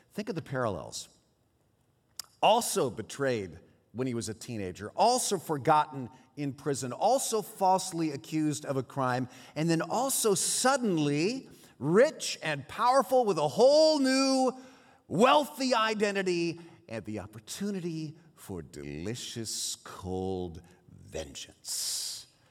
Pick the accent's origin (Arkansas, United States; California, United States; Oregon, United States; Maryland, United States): California, United States; San Jose; first language Swiss German; my little sister and I grew up over in San Jose, our, our parents were Swiss immigrants, and so we grew up speaking Swiss German